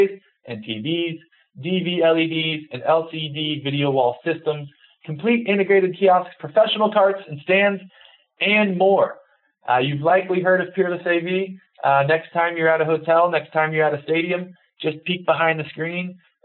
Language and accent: English; Texas, United States; being a Texan by birth